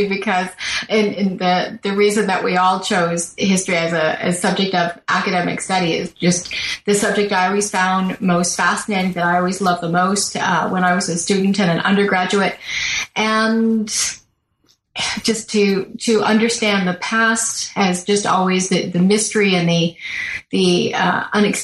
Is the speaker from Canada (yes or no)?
yes; Toronto, Ontario, Canada; I was born in Toronto. I spent much of my life in Toronto, so I'm very much a city person